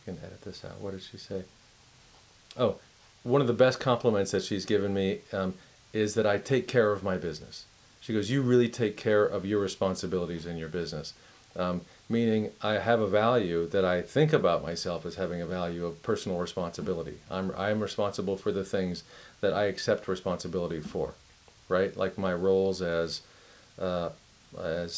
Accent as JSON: {"language": "English", "town": "Miami", "region": "Florida", "country": "United States", "said": "I'm from Miami"}